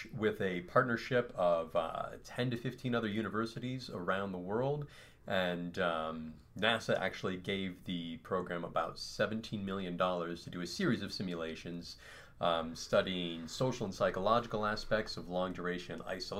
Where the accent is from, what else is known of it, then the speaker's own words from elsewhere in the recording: Montana, United States; also born or lived in Hawaii; I am originally from Montana as well. I've spent the last 10 years or so living in Hawaii and around the world.